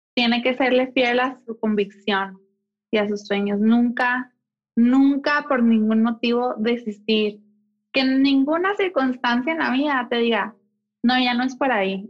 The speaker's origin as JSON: {"language": "Spanish", "town": "Mexicali", "region": "Baja California", "country": "Mexico", "tie": "born or raised there", "moved": "as an adult", "lives_now": "Mexico City, Mexico", "said": "nací, crecí y estudié en Mexicali, Baja California"}